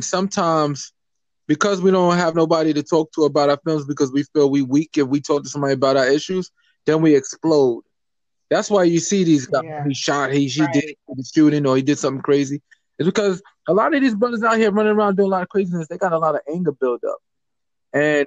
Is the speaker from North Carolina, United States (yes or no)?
no; New York, United States; I'm a New Yorker